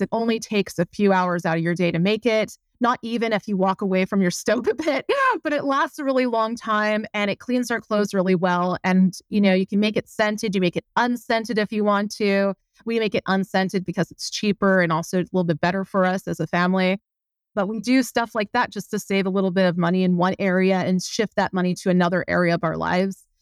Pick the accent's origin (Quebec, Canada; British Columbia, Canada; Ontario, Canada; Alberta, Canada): Quebec, Canada; moved away as an adult; also born or lived in Montreal, Quebec; now in Windsor, Canada; I'm from Quebec